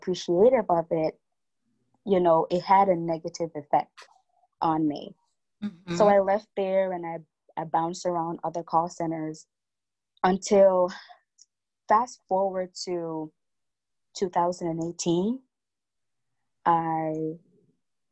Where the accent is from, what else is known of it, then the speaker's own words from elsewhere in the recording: Jamaica; I am a Jamaican. I was born and raised here. I'm still in Jamaica.